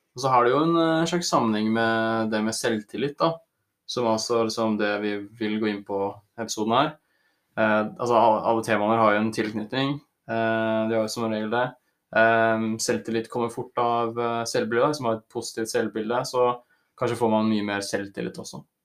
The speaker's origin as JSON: {"language": "Norwegian", "region": "Oslo area", "country": "Norway", "said": "Så er jeg fra Oslo-området og studerer friluftsliv."}